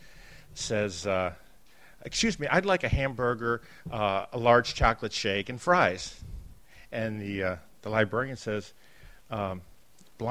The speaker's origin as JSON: {"language": "English", "town": "Baltimore", "region": "Maryland", "country": "United States", "tie": "born or raised there", "said": "I grew up here in Baltimore in the West Side"}